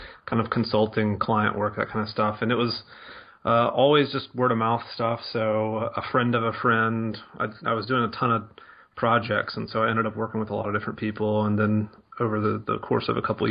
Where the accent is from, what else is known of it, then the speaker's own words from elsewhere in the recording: Mississippi, United States; moved away as an adult; also born or lived in Denver, Colorado; I'm from Mississippi